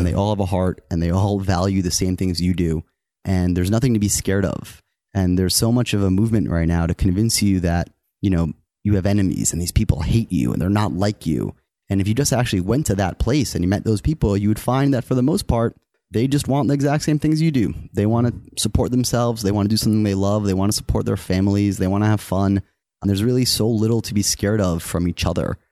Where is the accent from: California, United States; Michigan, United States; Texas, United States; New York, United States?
New York, United States; also born or lived in Wisconsin; I grew up in New York and I, I, I loved the city and I knew I was gonna live there my whole life